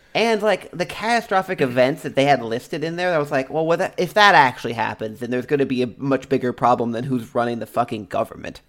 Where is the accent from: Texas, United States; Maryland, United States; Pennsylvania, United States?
Texas, United States; now in Washington, United States; we're from Texas